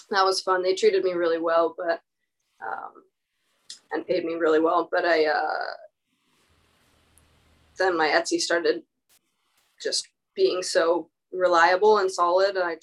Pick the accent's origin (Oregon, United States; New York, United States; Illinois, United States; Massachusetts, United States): Oregon, United States; Cottage Grove; now in Portland, United States; when I moved to Portland from from Cottage Grove, my small Oregon rural town south of Eugene